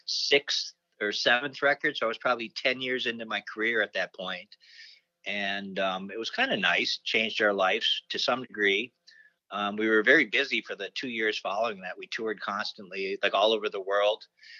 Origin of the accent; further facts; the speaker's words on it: Minneapolis, Minnesota, United States; also born or lived in Duluth, Minnesota; I was born in Duluth, and I went to Chester Park Elementary School until third grade, and then we moved to the Twin Cities.